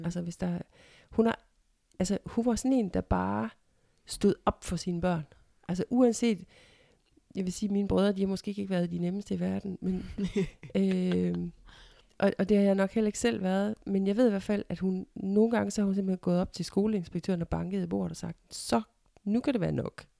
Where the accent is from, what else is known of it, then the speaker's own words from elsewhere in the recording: Ikast, Central Denmark Region, Denmark; flyttede til den hvad skal man sige, gade, hvor jeg er vokset op, Nygårds Allé i Ikast